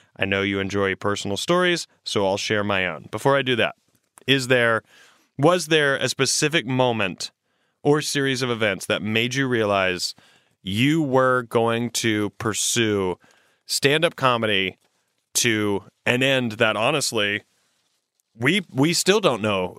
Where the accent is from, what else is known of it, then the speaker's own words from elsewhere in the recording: South Carolina, United States; moved away; I grew up in South Carolina